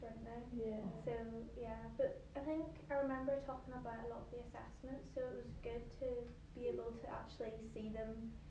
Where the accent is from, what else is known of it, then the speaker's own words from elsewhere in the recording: Northern Ireland, United Kingdom; moved away as an adult; now in Glasgow, United Kingdom; I'm a third year student at University of Strathclyde, and I'm also from Northern Ireland.